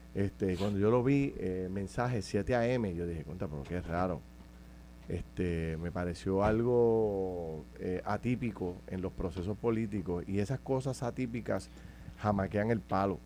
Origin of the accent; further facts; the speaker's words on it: Puerto Rico; yo soy de Camus, en el campo